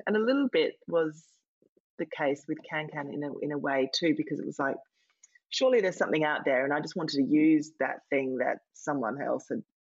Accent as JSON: {"language": "English", "country": "Australia", "moved": "yes", "lives_now": "London, United Kingdom", "said": "I'm Australian"}